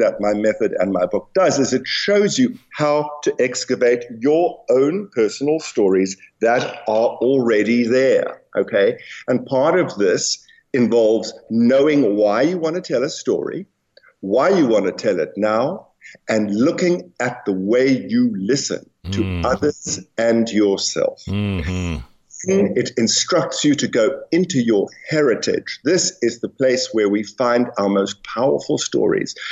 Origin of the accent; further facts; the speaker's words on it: South Africa; I'm South African